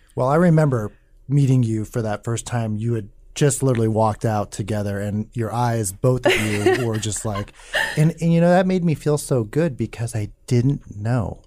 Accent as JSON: {"language": "English", "town": "Omaha", "region": "Nebraska", "country": "United States", "tie": "born or raised there", "said": "where I grew up, Northwest Omaha, just white working class"}